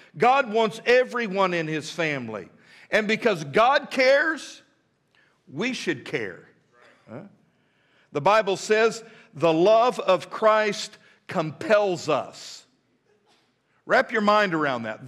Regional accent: United States; I am an American through and through

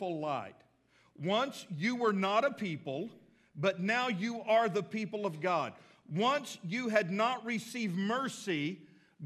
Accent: Texas, United States; now in Fort Smith, United States; I live in Fort Smith, but I'm really from Texas

